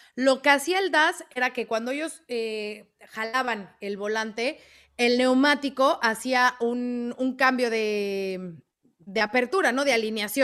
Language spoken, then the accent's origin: Spanish; Cuenca, Azuay, Ecuador; now in Bogotá, Colombia; soy de Cuenca, Ecuador, pero me encuentro viviendo en Bogotá, Colombia